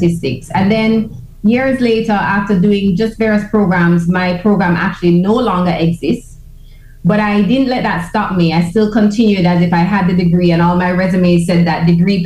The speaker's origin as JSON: {"language": "English", "town": "Kingston", "country": "Jamaica", "tie": "born or raised there", "said": "Born in Kingston, Jamaica."}